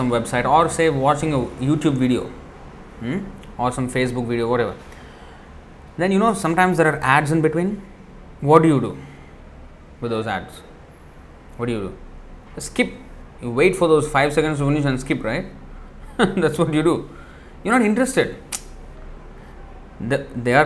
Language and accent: English; Hyderabad, Telangana, India; I come from Hyderabad, which is very near to Tirupati